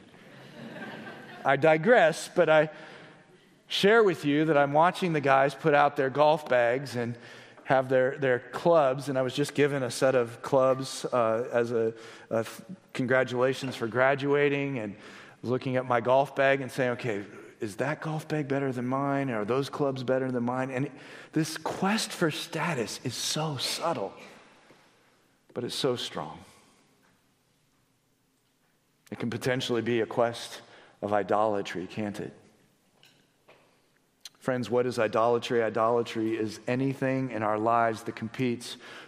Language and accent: English; Blue Springs, Missouri, United States; now in Johnson County, Kansas, United States; I was driving out to my hometown of Blue Springs, which is on the Missouri side, and I remember growing up